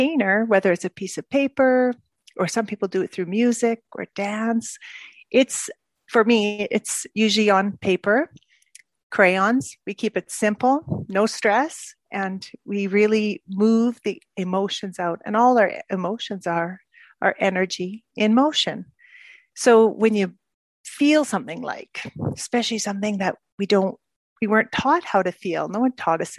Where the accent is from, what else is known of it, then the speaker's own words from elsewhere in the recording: Edmonton, Alberta, Canada; moved away as an adult; also born or lived in Asia / Middle East; now in Belgium; I grew up in Canada, in Edmonton.